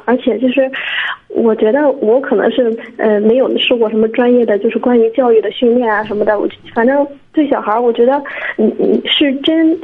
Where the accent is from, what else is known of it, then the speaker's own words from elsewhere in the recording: Liaocheng, Shandong, China; 我是聊城的